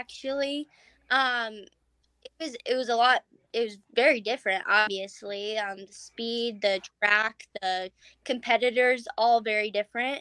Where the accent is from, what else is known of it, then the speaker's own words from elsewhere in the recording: Broomfield, Colorado, United States; I am from Broomfield, Colorado.